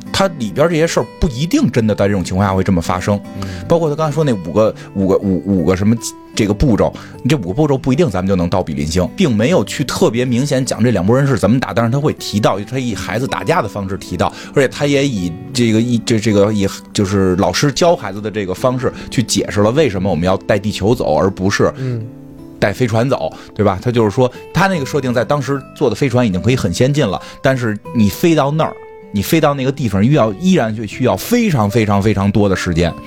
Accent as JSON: {"language": "Chinese", "country": "China", "said": "我们中国人的这个对韧劲儿"}